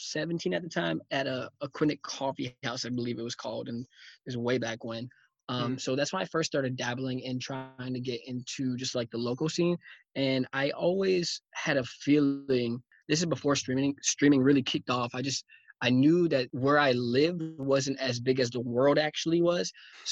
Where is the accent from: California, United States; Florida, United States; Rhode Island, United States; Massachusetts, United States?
Rhode Island, United States; Newport; also born or lived in Portland, Oregon; then my mom moved back home to Newport after 6 months after I was born. So, born in Portland, Oregon, but raised in Newport, Rhode Island, for sure, definitely.